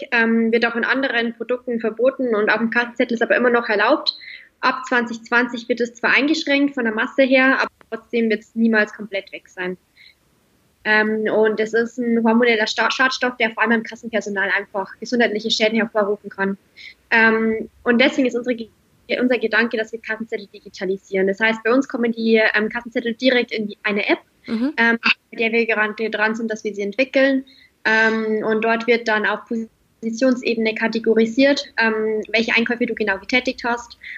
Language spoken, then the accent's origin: German; Bavaria, Germany; now in Stuttgart, Germany; Ich komme eigentlich aus Münchner Bereich und bin mittlerweile nach Stuttgart gezogen